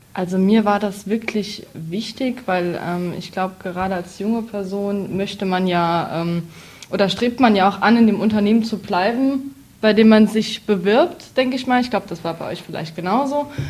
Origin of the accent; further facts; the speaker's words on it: Neunkirchen, Saarland, Germany; ich komme aus Neunkirchen